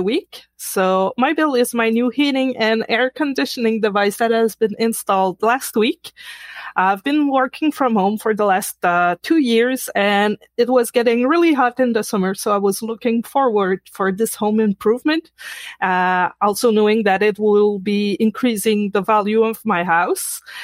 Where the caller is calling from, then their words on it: Quebec, Canada; I'm calling from Quebec, Canada